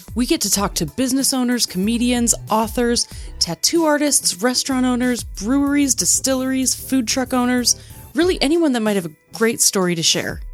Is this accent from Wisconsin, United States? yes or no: yes; Wisconsin, United States; now in Utah, United States; I moved from Wisconsin